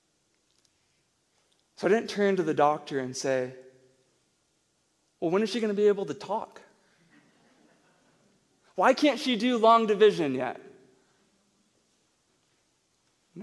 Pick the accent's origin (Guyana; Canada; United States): United States; Tennessee; now in Albuquerque, United States; I'm from Tennessee and a redneck